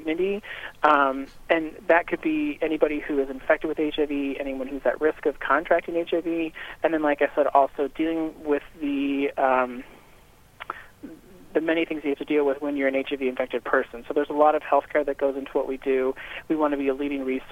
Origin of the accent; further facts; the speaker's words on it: Northwest Indiana, United States; also born or lived in Chicago, Illinois; I grew up in Northwest Indiana, so I'm a region rat